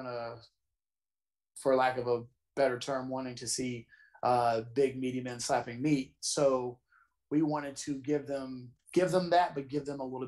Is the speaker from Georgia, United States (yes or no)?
yes; Georgia, United States; also born or lived in North Carolina; I did a lot of growing up in Georgia